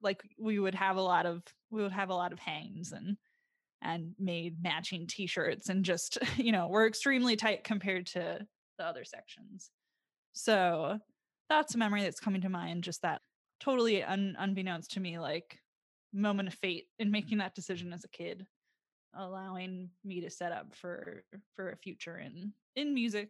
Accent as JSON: {"language": "English", "town": "Sun Prairie", "region": "Wisconsin", "country": "United States", "tie": "born or raised there", "also_born_or_lived": "Waukesha, United States", "said": "So I grew up in Sun Prairie, Wisconsin, which is a suburb of Madison, not too far, obviously. But I was born in Waukesha, basically."}